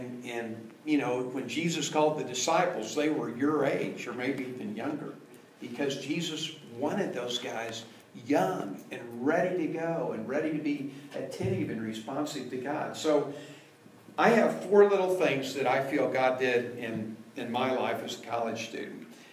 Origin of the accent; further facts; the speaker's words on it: Washington, District of Columbia, United States; I was born in the District of Columbia